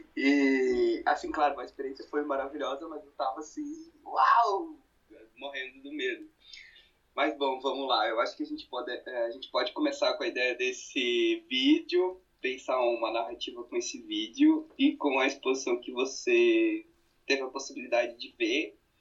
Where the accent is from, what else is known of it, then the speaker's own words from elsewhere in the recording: Brusque, Santa Catarina, Brazil; moved away as an adult; now in Blumenau, Brazil; Sou natural de Brusque, sou um brusquense, mas atualmente moro em Blumenau já fazem praticamente é, seis anos